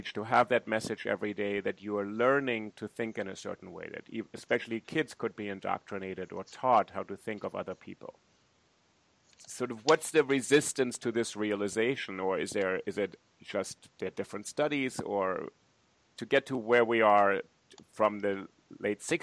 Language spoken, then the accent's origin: English; Germany; moved away; I grew up in Germany